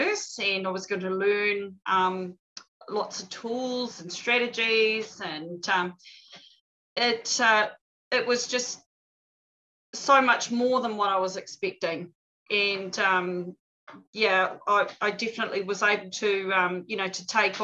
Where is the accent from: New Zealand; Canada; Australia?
New Zealand; Auckland; also born or lived in Tōrere; now in Ōpōtiki, New Zealand; we're from Pōtiki, but I grew up in Mount Eden in Auckland